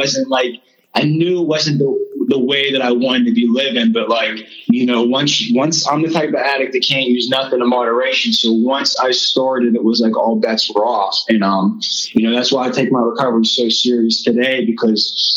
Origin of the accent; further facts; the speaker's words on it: Pittsburgh, Pennsylvania, United States; I'm from Pittsburgh, Pennsylvania